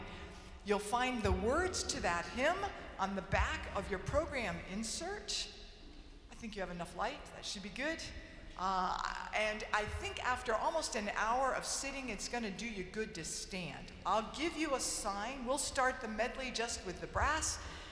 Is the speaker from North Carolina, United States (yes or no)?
no; Georgia, United States; moved away as an adult; now in Germany; I was born and raised in Georgia